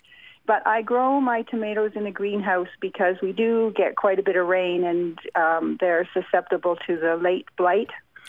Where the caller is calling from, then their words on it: Powell River, British Columbia, Canada; I am phoning from Powell River in British Columbia.